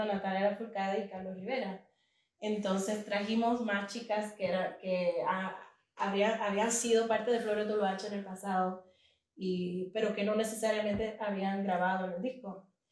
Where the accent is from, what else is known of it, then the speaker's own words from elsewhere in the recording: Puerto Rico; now in New York City, United States; yo crecí en Puerto Rico